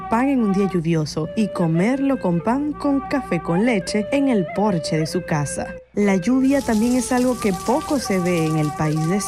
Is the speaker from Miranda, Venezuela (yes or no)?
no; Zaraza, Guárico, Venezuela; Donde quiera que vaya uno de los nuestros se hablará de Sarasa. Nuestro acento, costumbres y música son motivo de largas conversaciones con extranjeros